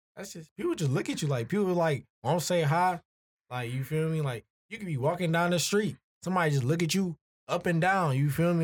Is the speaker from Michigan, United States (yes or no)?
yes; Michigan, United States; I'm from South of Michigan